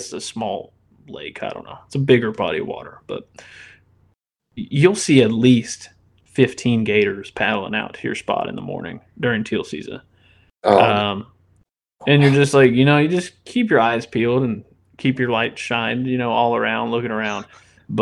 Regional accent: Indiana, United States; moved away as an adult; now in Louisiana, United States; I'm originally from Indiana, which we don't have any gators up there. And, you know, I moved down and I got to Louisiana in 2018

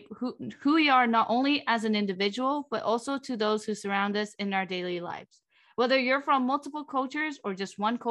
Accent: Vietnam; first language Vietnamese; English is a second language; moved away; also born or lived in Northern California / Southern California; even though I lived in Vietnam most of my life. So that's kind of a reason why, like, I kind of don't speak as much Vietnamese as I intend to, even though my first language is Vietnamese.

